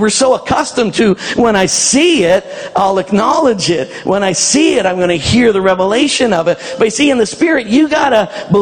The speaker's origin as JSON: {"language": "English", "country": "Canada", "said": "I'm a Canadian"}